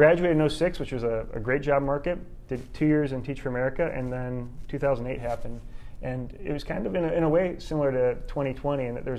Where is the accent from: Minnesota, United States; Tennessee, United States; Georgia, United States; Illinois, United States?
Illinois, United States; Chicago; moved away as an adult; also born or lived in Indiana / Philadelphia; now in Kansas City, United States; Grew up in the suburbs of Chicago.